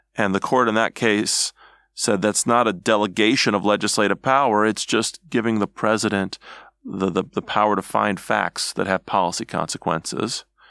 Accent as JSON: {"language": "English", "region": "Midwest", "country": "United States", "said": "I'm from the Midwest"}